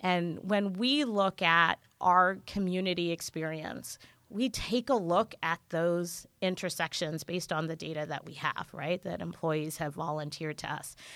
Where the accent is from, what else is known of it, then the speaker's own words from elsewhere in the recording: Jamaica; now in California, United States; I grew up in Jamaica, I'm Jamaican.